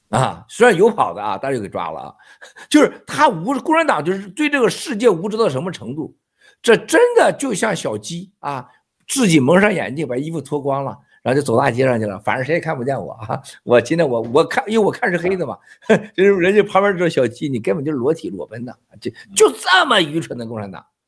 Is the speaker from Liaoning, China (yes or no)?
no; Shandong, China; 咱老山东老家有多少军人